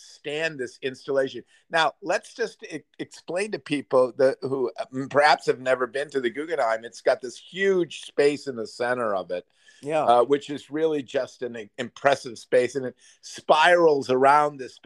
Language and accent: English; Chicago, Illinois, United States; I come from Chicago, where there's the Art Institute